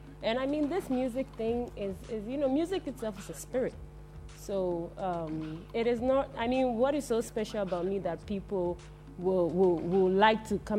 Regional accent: Germany; moved away as an adult; now in Ghana; growing up in Germany

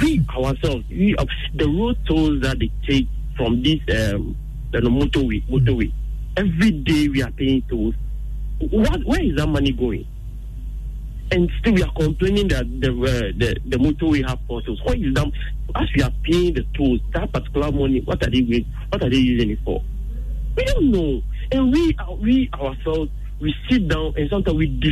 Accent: Ghana; we ourselves, as Ghanaians

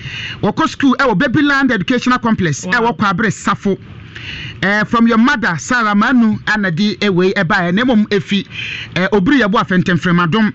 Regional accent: Nigeria; O so Nigerian. I'm from Nigeria.

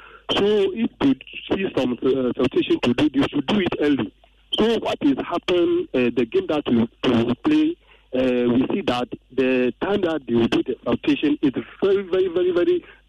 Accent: Ghana; we as the Ghanaians

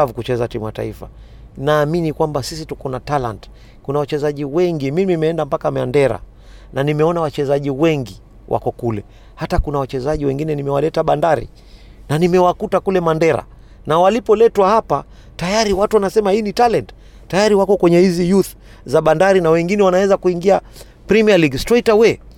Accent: Kenya; sisi wa Kenya

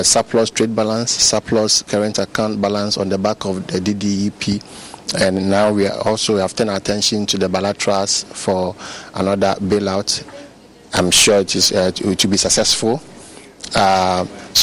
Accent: Ghana; I'm a Ghanaian.

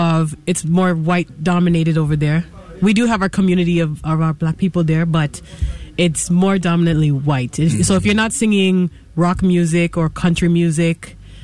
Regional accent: Canada; That's where I was born, yes.

